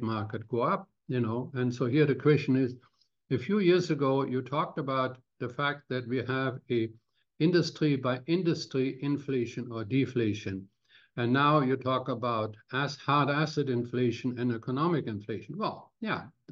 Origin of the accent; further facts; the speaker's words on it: Cologne, North Rhine-Westphalia, Germany; now in Canada; my hometown of Cologne